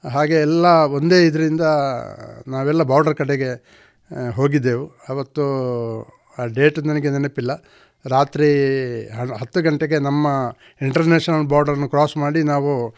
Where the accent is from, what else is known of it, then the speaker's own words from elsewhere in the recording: Bantwal, Karnataka, India; ನನ್ನ ಹುಟ್ಟೂರು ಬಂಟ್ವಾಳ ತಾಲೂಕು ಕೆದಿಲ ಗ್ರಾಮದ ಕಂಪ ಎಂಬಲ್ಲಿ